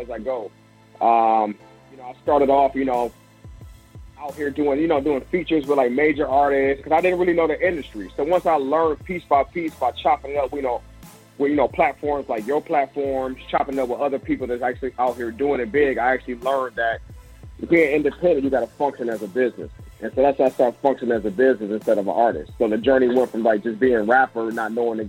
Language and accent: English; Detroit, Michigan, United States; moved away as an adult; also born or lived in Africa; now in Los Angeles, United States; I'm originally from Detroit, Michigan